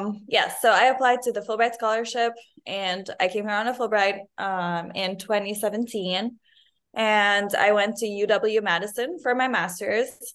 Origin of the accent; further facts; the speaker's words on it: Lebanon; moved away as an adult; now in United States; I'm originally from Lebanon